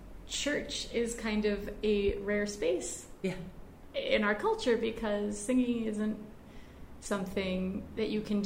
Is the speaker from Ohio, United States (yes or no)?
yes; Cleveland, Ohio, United States; moved away as an adult; now in Charlottesville, United States; I'm one of five kids growing up in the Cleveland area.